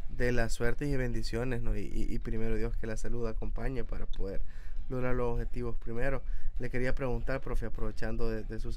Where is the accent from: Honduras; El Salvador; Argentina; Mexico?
El Salvador; como salvadoreños